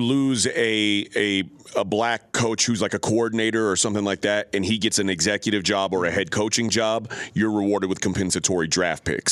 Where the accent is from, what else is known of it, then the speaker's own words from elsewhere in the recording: Texas, United States; I was born and raised in Texas